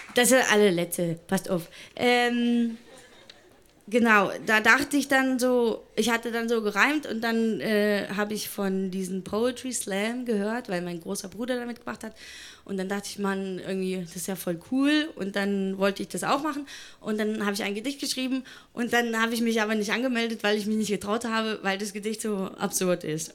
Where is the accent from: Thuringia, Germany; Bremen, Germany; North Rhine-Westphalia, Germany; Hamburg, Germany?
Thuringia, Germany; moved away as an adult; now in Berlin, Germany; ich komme aus Thüringen